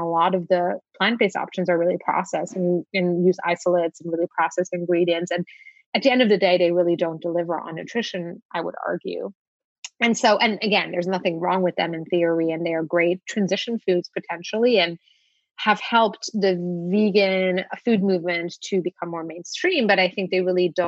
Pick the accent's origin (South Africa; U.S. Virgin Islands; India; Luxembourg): Luxembourg; moved away as an adult; now in United States; I grew up in Luxembourg.